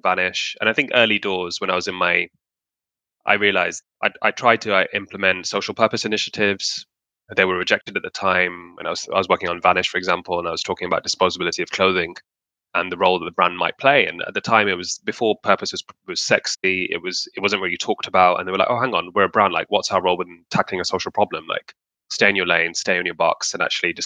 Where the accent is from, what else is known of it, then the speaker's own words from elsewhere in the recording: Pakistan; in Pakistan in my home country